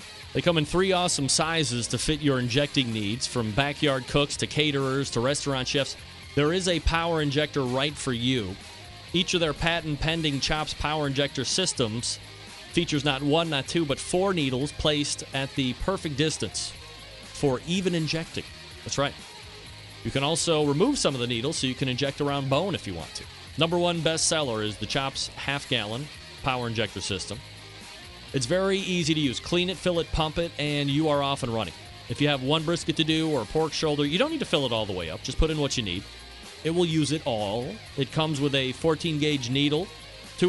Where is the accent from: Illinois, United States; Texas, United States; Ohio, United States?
Ohio, United States; Cleveland; I'm from Cleveland, Ohio